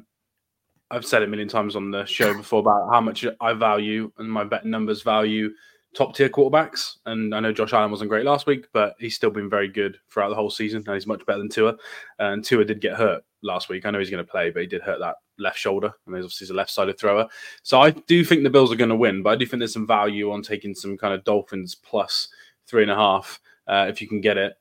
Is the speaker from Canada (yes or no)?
no; United Kingdom; us as British viewers